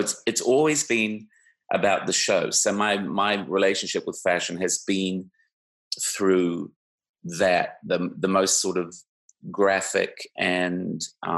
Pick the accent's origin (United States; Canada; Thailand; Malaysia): Canada; I was from Canada